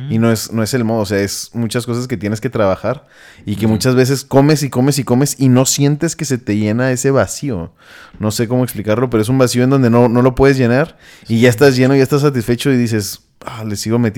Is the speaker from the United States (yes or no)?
yes; United States; Spanish is a second language; Es que ya saben yo soy gringo.